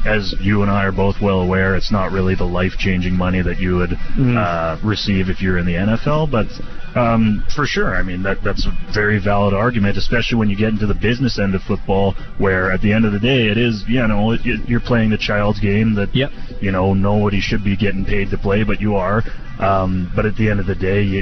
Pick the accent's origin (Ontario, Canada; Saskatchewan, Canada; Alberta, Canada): Saskatchewan, Canada; Saskatoon; my hometown in Saskatoon here